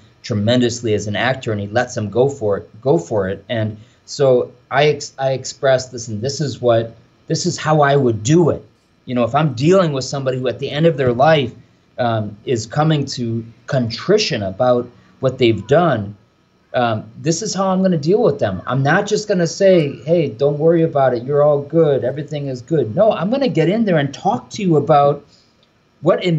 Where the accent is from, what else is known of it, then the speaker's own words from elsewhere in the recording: Michigan, Ohio, Midwest, United States; moved away as an adult; also born or lived in Rome, Italy; now in New York, United States; this Irish kid from the Midwest, right? I'm from Michigan, Ohio